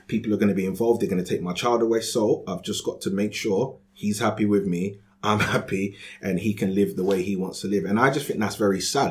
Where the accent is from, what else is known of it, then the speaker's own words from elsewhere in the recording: London, United Kingdom; I grew up in Peckham in Southeast London